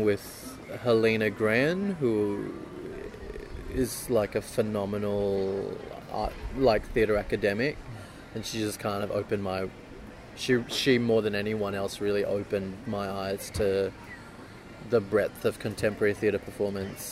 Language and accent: English; Singapore; moved away as an adult; also born or lived in Perth, Australia; now in Australia; I grew up in Singapore